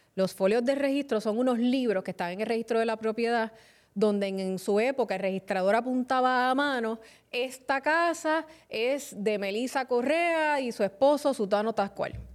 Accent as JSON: {"language": "Spanish", "town": "Carolina", "country": "Puerto Rico", "said": "mi pueblo de Carolina"}